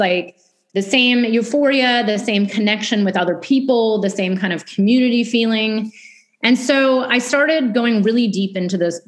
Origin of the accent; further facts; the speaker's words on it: Bay Area, California, United States; moved away as an adult; also born or lived in New York City; I grew up in California in the Bay Area.